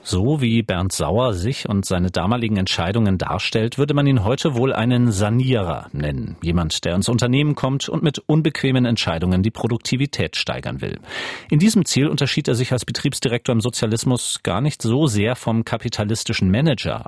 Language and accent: German; Schleswig-Holstein, Germany; now in Leipzig, Germany; seit 16 Jahren Leipziger, geboren 1984 in Schleswig-Holstein